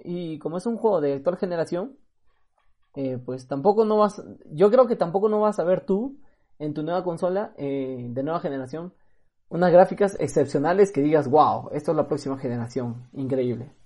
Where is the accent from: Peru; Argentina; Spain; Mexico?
Peru; aquí de Perú